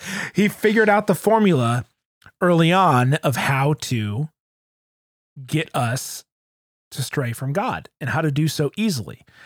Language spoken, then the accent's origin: English; Grosse Pointe, Michigan, United States; growing up in Grosse Pointe, but going to church in the city